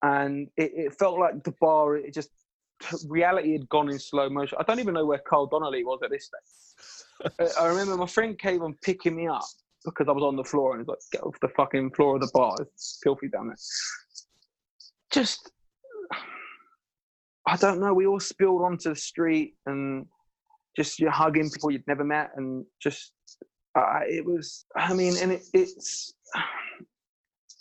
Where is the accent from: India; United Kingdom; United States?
United Kingdom; London; I grew up in East London.